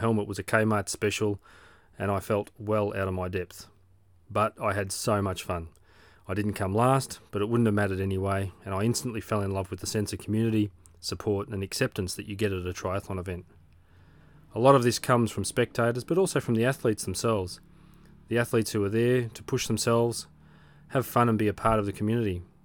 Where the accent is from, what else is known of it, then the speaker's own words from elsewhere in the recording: Australia; I'm an Aussie Age Grouper